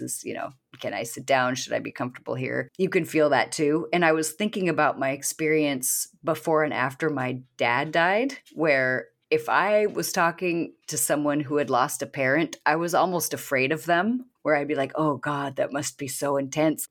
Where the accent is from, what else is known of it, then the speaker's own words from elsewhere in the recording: Washington, United States; I was born in Washington State